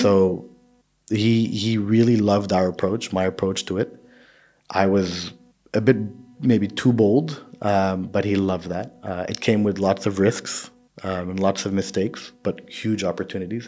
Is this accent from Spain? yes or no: no; Saudi Arabia; I grew up in Saudi, so for me, Saudi is the closest